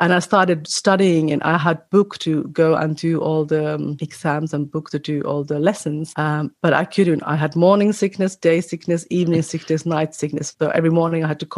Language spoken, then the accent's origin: English; Finland; also born or lived in Australia; now in New South Wales, Australia; I'm from Finland, but I live in Australia